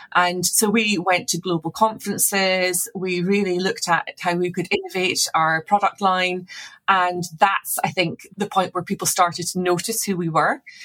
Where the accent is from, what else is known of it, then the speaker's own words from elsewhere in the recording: Scotland, United Kingdom; moved away; also born or lived in Edinburgh; I'm Scottish originally